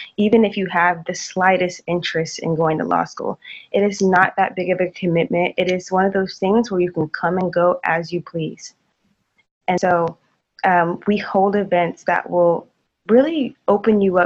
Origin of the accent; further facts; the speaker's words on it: Tulsa, Oklahoma, United States; moved away as an adult; now in Waco, United States; I'm from Tulsa, Oklahoma